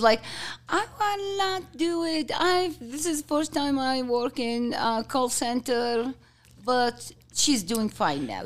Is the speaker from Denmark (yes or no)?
no; Kuwait; English is a second language; also born or lived in Jordan; now in Utah, United States; I born and raised in Kuwait till I get, um, go to Jordan to study